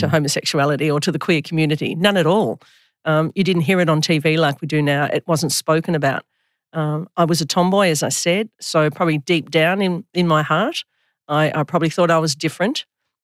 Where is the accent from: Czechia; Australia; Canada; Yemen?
Australia; Melbourne, Victoria; I grew up in Oakley in Melbourne, in Victoria